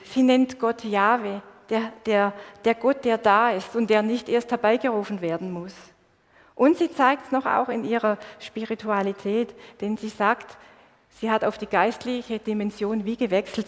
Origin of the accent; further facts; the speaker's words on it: Swabia, Baden-Württemberg, Germany; accent: Swabian; Ich bin in einer schwäbischen Kultur aufgewachsen und das hört ihr bis heute. Ich weiß, mein Dialekt ist